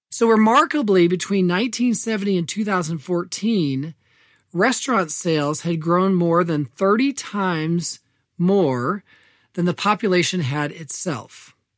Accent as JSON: {"language": "English", "region": "Indiana", "country": "United States", "tie": "born or raised there", "said": "my home state of Indiana"}